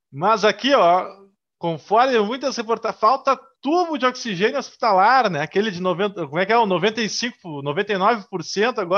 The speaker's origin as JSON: {"language": "Portuguese", "region": "Rio Grande do Sul", "country": "Brazil", "said": "para nós que somos do Rio Grande do Sul, Rio Grande do Sul, primeiro lugar em tudo"}